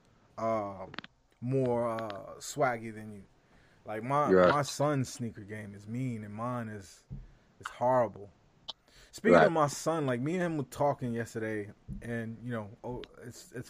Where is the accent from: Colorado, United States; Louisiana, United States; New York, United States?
New York, United States; New York City; also born or lived in California; I'm from Brooklyn.